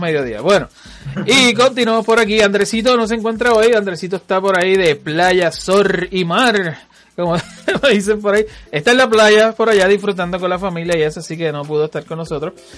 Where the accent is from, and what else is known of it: Puerto Rico; born or raised there